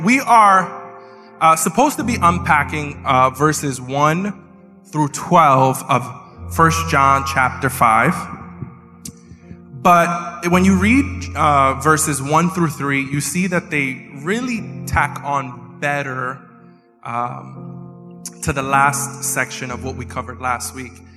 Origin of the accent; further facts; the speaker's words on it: New York, United States; I'm such a New Yorker that I don't just talk with my hands, I think with them too